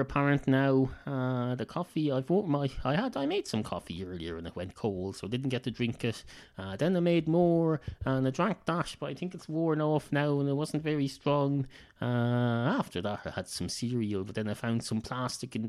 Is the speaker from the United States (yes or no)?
no; Ireland; accent: Irish